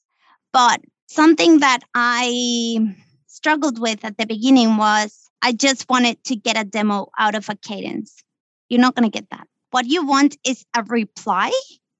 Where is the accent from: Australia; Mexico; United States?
Mexico; moved away as an adult; I come from Mexico, right? I came here. I didn't know anyone